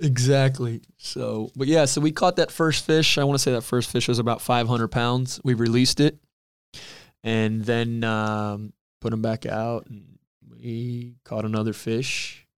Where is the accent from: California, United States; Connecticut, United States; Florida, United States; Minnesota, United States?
Florida, United States; Cooper City; Always grew up there